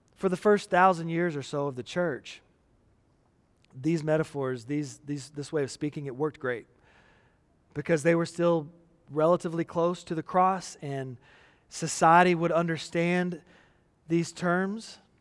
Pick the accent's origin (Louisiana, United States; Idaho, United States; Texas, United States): Texas, United States; growing up in the United States, especially in Texas